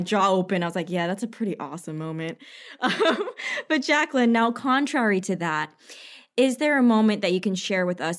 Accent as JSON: {"language": "English", "region": "New York", "country": "United States", "said": "I'm also from New York"}